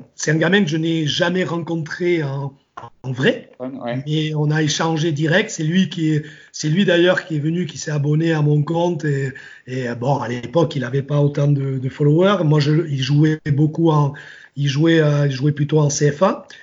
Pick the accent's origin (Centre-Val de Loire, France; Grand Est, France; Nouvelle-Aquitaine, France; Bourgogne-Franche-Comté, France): Nouvelle-Aquitaine, France; Basque Country; je suis du Pays Basque, j'habite je, à 200 bornes de, Bordeaux. Ben, quand tu quand habites, quand habites au Pays Basque dans les années 80